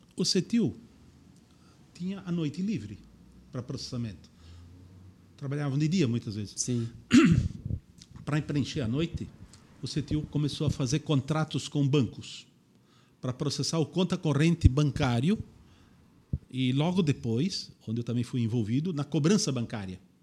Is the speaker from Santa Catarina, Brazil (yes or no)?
yes; Indaial, Santa Catarina, Brazil; eu nasci em Indaial